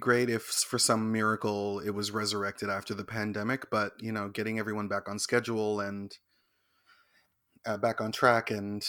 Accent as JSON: {"language": "English", "area": "Scarborough", "region": "Ontario area", "country": "Canada"}